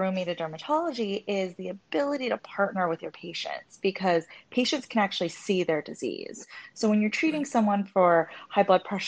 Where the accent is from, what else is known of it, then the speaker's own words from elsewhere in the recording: a suburb outside of LA, California, United States; also born or lived in Hong Kong; I was born in Hong Kong, and my parents brought me here when I was one. So I grew up in a suburb outside